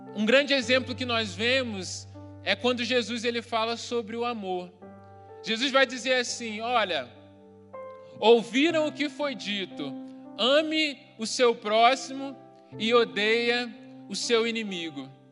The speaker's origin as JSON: {"language": "Portuguese", "region": "Rio de Janeiro", "country": "Brazil", "tie": "born or raised there", "said": "eu cresci num bairro no Rio de Janeiro que não era muito urbanizado na época"}